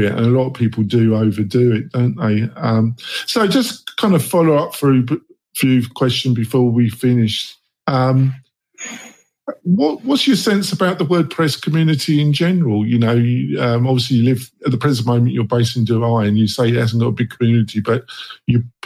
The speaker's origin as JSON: {"language": "English", "region": "England", "country": "United Kingdom", "moved": "yes", "said": "I'm English, so obviously my childhood, I watch a lot of Doctor Who"}